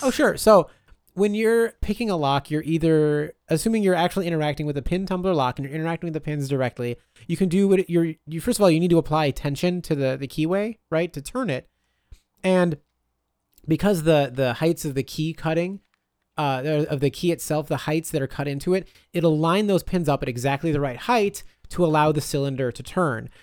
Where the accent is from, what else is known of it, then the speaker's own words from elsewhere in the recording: Wisconsin, United States; I'm from Wisconsin